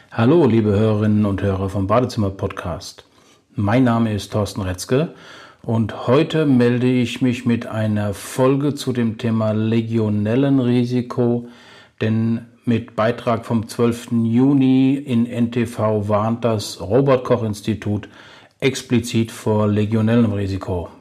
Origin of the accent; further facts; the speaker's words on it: Germany; bei uns in Deutschland